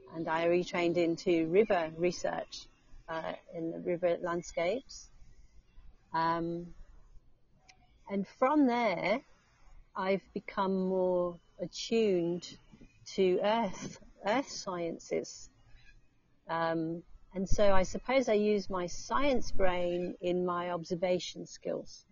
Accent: England, United Kingdom; now in Australia; I'm going back to England.

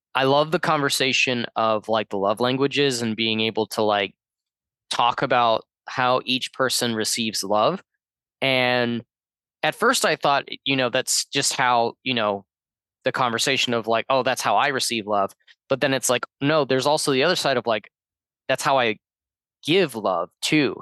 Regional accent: Georgia, United States; moved away; my home state of Georgia

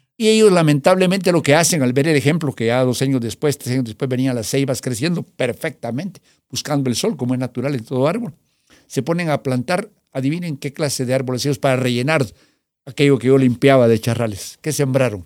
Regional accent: Guatemala; vengo de Guatemala

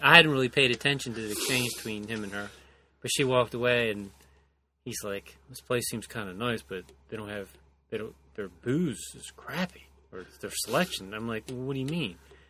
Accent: Baltimore, Maryland, United States; also born or lived in the valley; I'm from Baltimore, and then I live out in the valley.

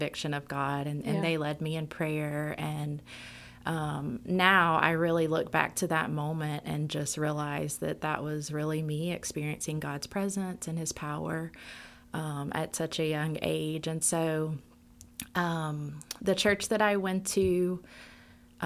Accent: Shreveport, Louisiana, United States; I grew up here in Shreveport, and I grew up in a very loving family.

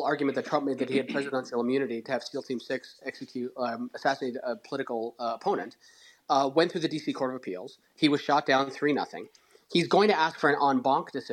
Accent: Canada; I'm Canadian, so apologizing is part of my DNA

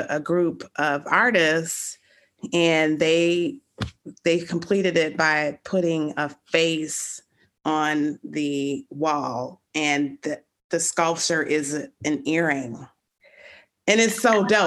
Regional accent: Chicago, Illinois, United States; I grew up in Lakeview. I went to Von Steuben High School

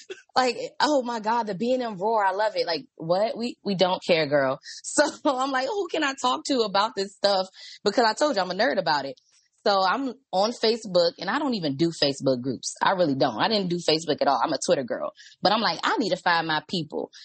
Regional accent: Washington, District of Columbia, United States; I'm from DC.

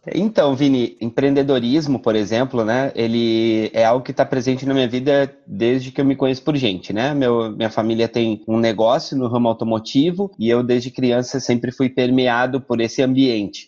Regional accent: Porto Alegre, Rio Grande do Sul, Brazil; moved away as an adult; also born or lived in São Paulo; now in Recife, Brazil; Eu sou de Porto Alegre, nascido e criado em Porto Alegre

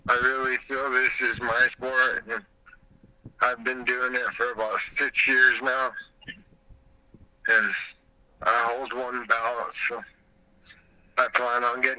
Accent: Albuquerque, New Mexico, United States; I'm from Albuquerque.

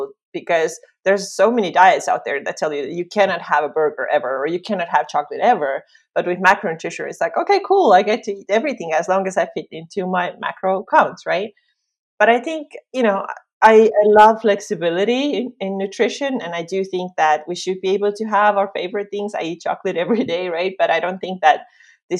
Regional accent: Estonia; also born or lived in Finland; I am from Estonia, just like Liis.

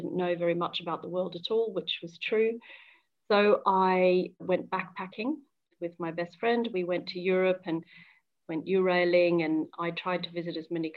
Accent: Brisbane, Queensland, Australia; moved away as an adult; now in London, United Kingdom; I grew up in Brisbane in Queensland, Australia

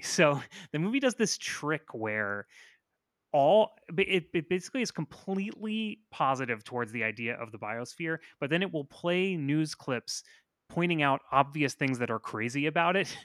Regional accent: Florida, United States; I'm from Florida

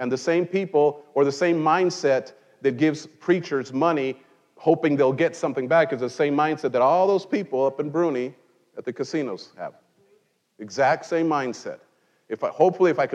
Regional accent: Mexico; now in United States; in Mexico, I grew up in Mexico

